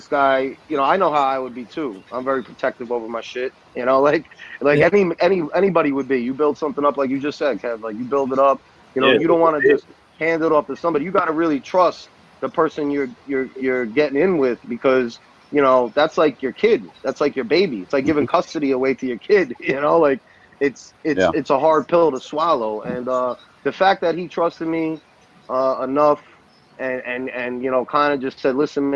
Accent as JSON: {"language": "English", "region": "New York", "country": "United States", "tie": "born or raised there", "moved": "yes", "said": "I'm Italian. I'm from New York."}